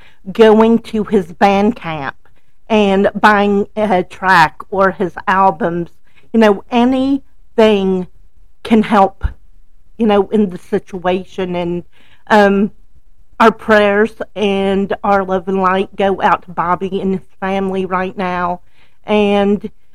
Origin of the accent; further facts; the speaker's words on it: Louisiana, United States; I grew up in Louisiana.